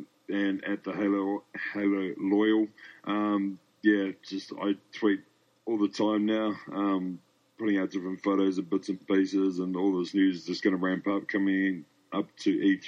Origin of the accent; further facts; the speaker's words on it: New Zealand; now in Australia; As I'm from New Zealand and currently living in Australia.